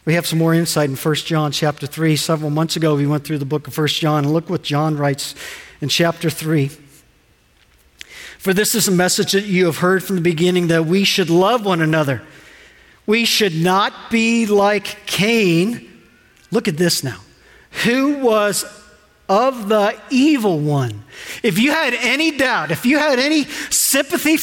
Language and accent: English; Ohio, United States; We're from Ohio